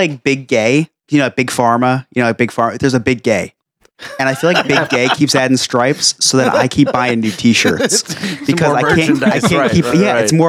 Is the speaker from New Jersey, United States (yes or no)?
yes; New Jersey, United States; I'm from New Jersey